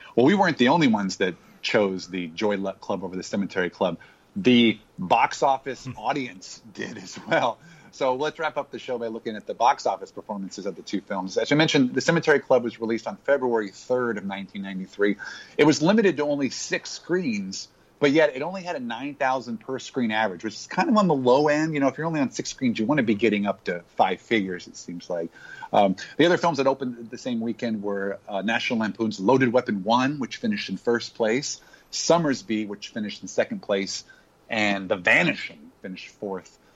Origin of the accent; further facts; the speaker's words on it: Hawaii, United States; I grew up in Hawaii.